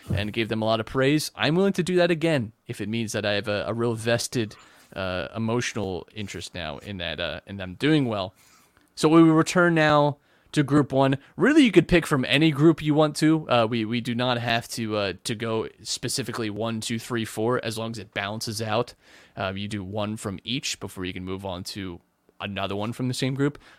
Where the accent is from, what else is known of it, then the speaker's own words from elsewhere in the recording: United States; we're American